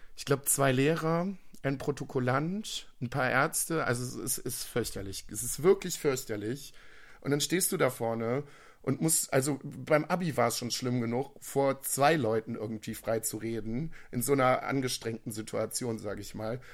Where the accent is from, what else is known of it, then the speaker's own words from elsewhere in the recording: Viersen, North Rhine-Westphalia, Germany; ich komme aus Viersen.